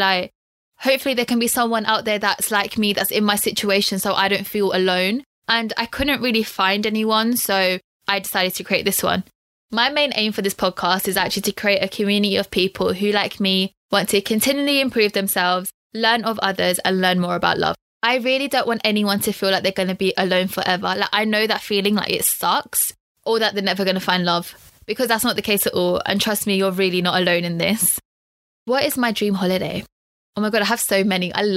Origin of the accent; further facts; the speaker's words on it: London, United Kingdom; also born or lived in Loughborough; I'm born and raised in London